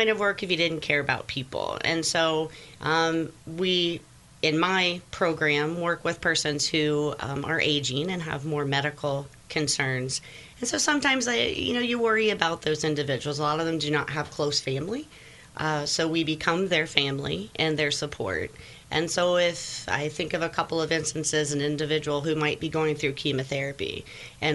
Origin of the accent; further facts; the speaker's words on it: Cedar Grove, Indiana, United States; I born and raised in Cedar Grove, Indiana